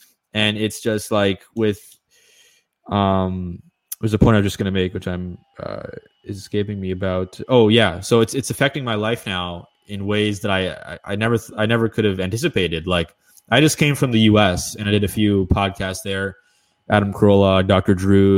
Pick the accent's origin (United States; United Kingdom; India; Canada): Canada; from Washington to Toronto, I was fine because I'm a Canadian citizen.